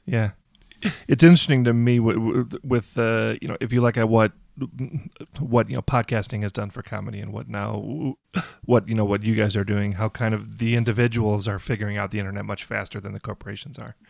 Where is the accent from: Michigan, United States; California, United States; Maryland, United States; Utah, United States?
Michigan, United States; Detroit; I'm from Detroit